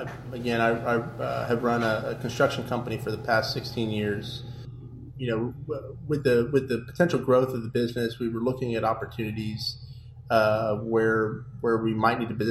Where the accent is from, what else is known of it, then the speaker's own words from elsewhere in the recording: San Antonio, Texas, United States; moved away as an adult; now in Lake County, Florida, United States; born and raised in San Antonio, Texas